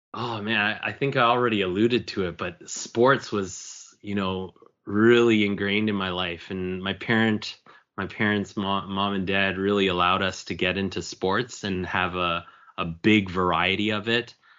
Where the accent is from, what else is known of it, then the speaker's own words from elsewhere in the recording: Markham, Ontario, Canada; also born or lived in Toronto; I was born and raised in Markham, Ontario